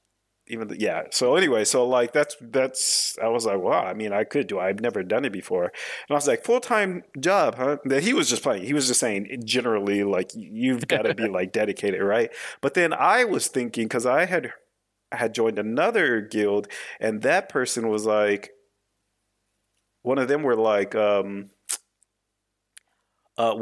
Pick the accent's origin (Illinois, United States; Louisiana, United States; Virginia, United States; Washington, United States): Washington, United States; now in Normandy, France; I live in France now. I live in Normandy, but I am from America. I was born in Washington State.